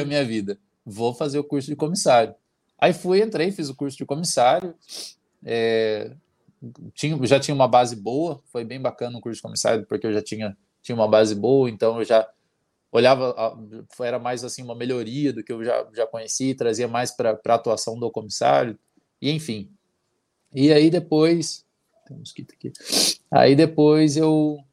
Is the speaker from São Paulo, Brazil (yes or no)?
no; Santana do Itararé, Paraná, Brazil; moved away; Mas eu sou de Santana do Itararé, uma cidade que tem 5 mil habitantes.